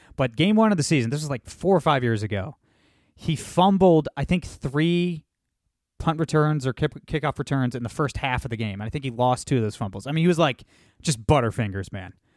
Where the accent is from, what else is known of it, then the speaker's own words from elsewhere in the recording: Toledo, Ohio, United States; Toledo, Ohio, my hometown